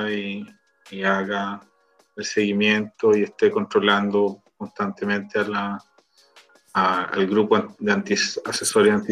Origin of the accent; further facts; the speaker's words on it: Viña del Mar, Valparaíso, Chile; Mira, quizá, quizá a nivel regional, uno que es de Viña, nosotros que somos de Viña